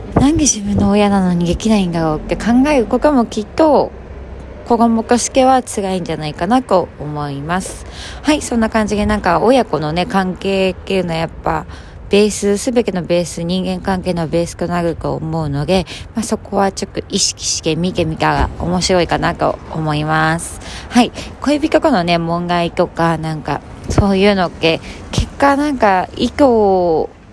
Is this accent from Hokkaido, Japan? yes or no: yes; Hokkaido, Japan; moved away; 地元 北海道に年に数回帰ってくる